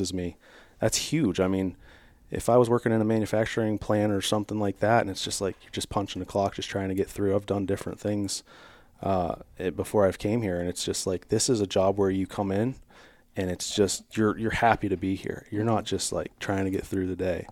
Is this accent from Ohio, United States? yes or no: yes; Strasburg, Ohio, United States; I grew up in Stroudsburg, Ohio here